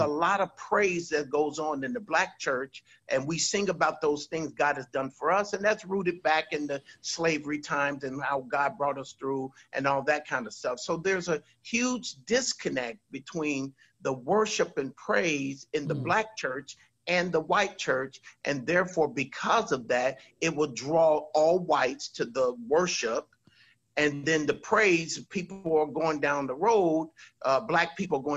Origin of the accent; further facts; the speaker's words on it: California, United States; now in Virginia, United States; all I knew was when I came from Southern California to come to Virginia